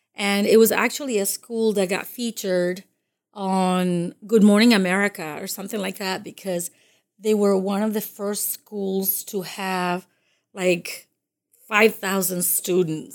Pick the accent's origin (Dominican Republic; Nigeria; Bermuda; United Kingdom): Dominican Republic; first language Spanish; English is a second language; also born or lived in Massachusetts; now in United States; I'm from the Dominican Republic, and, uh, I came to this country in the late seventies.